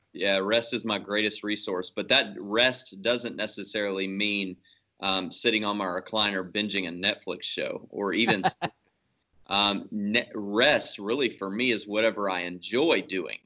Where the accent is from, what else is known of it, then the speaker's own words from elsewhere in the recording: Shreveport, Louisiana, United States; moved away as an adult; now in The Woodlands, United States; I'm originally from Shreveport, Bossier City, Louisiana, so uh, North Louisiana. So I'm a fake Cajun. uh, grew up there